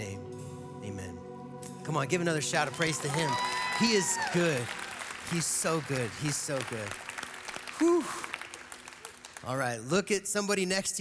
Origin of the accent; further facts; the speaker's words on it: Eagle, Colorado, United States; also born or lived in Gypsum, Colorado; I grew up in Eagle and Gypsum